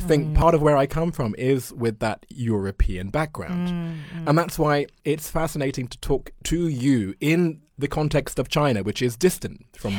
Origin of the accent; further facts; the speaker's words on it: London, United Kingdom; moved away as an adult; also born or lived in Japan; year old white boy from northwest London